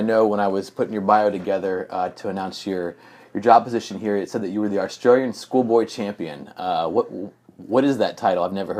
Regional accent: Germany; Yeah, I grew up in Germany. My dad was in the army, and the thing I miss most definitely is the food.

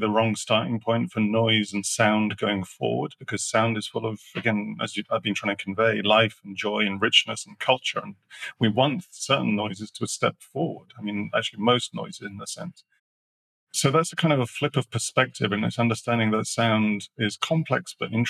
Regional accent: Sheffield, Yorkshire and the Humber, United Kingdom; I grew up in Sheffield

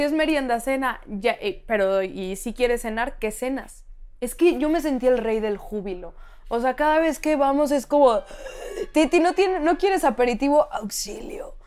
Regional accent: Mexico; also born or lived in New York; cada vez que nos preguntaban de dónde eres, yo decía, México.

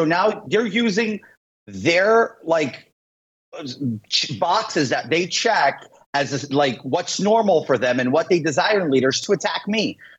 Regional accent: New York City, New York, United States; But the problem is I'm from Queens, New York City.

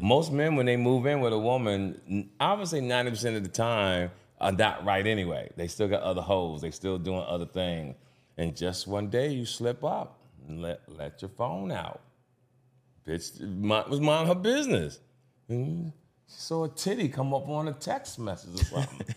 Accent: Jersey City, New Jersey, United States; the Jersey City, my hometown

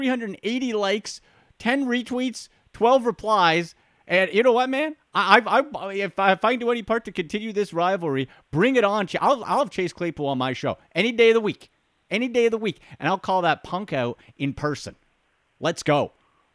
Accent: Canada; as a Canadian

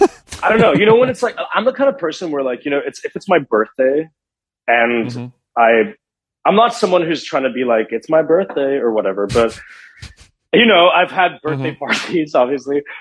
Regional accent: Johannesburg, Gauteng, South Africa; born or raised there; also born or lived in Canada; now in Los Angeles, United States

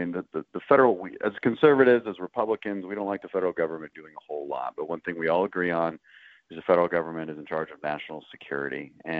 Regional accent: Katy, Texas, United States; I grew up in the Katy area. My dad was in the oil and gas industry. I moved all over the world because of that, but we were always based out of Houston.

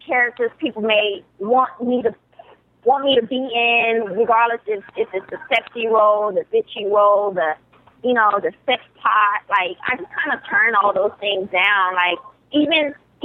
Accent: Dallas, Texas, United States; I'm from Dallas, Texas. I was raised by guys

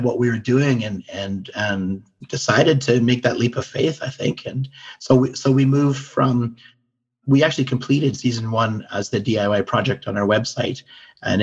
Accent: Canada; We are Canadian

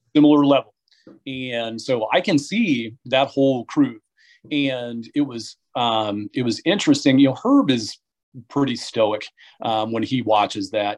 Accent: Muncie, Indiana, United States; now in Wisconsin, United States; I'm from Muncie. So, growing up in Muncie

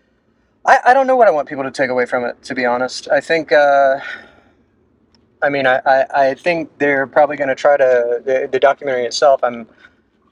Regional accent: United States; I've got a lot more pride in being trans than I ever had in being American.

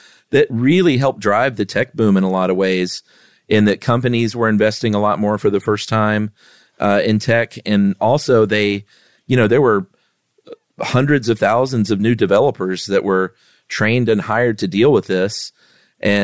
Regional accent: Lowell, Massachusetts, United States; I'm from Lowell, Massachusetts, where they claim the Industrial Revolution was born.

